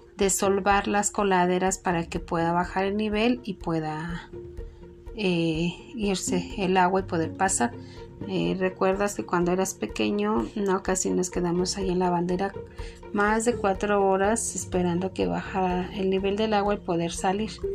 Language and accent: Spanish; Mexico; nosotros como mexicanos